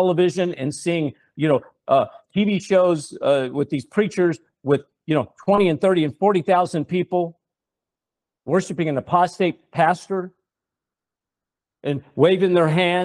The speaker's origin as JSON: {"language": "English", "town": "Nashville", "region": "Tennessee", "country": "United States", "said": "I come from Nashville, Tennessee. I was a songwriter"}